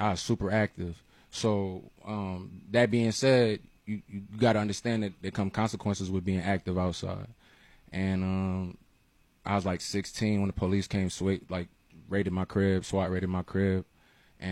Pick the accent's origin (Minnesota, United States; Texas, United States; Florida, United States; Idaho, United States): Florida, United States; Miami; I'm from Miami, Alapata to be exact.